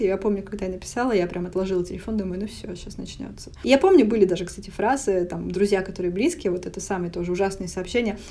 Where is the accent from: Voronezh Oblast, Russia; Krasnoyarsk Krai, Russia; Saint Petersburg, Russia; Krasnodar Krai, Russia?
Voronezh Oblast, Russia; Voronezh; moved away as an adult; now in Paris, France; из Воронежа, мне 28 лет